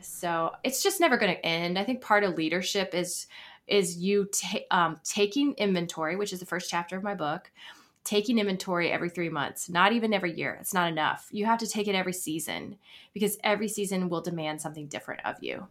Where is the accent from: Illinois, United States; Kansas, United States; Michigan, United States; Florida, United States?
Florida, United States; moved away as an adult; also born or lived in Virginia / Atlanta / New York City; now in Nashville, United States; I was born in Florida and lived there most of my life, my, my adolescence until eighteen